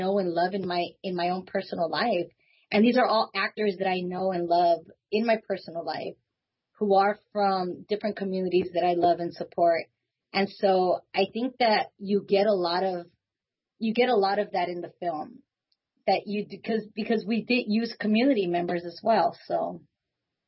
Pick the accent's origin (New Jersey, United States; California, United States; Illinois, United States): California, United States; Los Angeles; I grew up there my whole life. I was there for the first 20-something years of my life